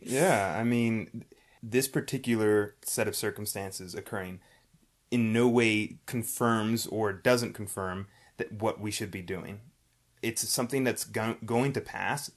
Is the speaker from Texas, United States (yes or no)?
no; New York City, New York, United States; we're from New York City